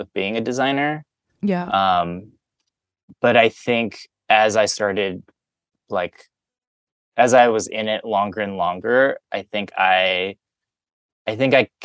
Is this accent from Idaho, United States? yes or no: no; Cincinnati, Ohio, United States; I grew up in Cincinnati, Ohio